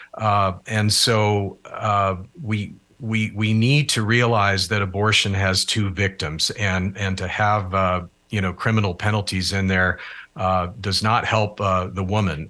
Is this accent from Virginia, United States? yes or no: no; Alaska, United States; moved away; my home state where I grew up, the state of Alaska